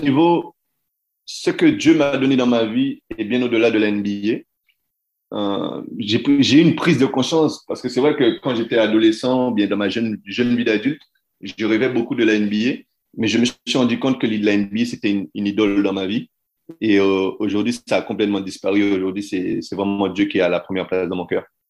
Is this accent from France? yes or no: yes; France; moved away as an adult; mon pays, là, où je suis français, mon pays, la France